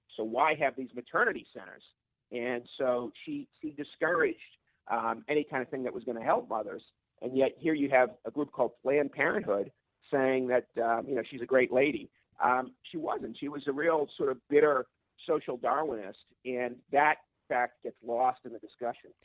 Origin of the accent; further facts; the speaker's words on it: Boston, Massachusetts, United States; my hometown of Boston